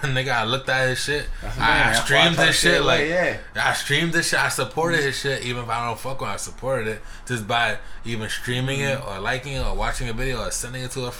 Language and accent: English; New York City, New York, United States; We're really from the Bronx. We really out here. We really in the South. In the South Bronx.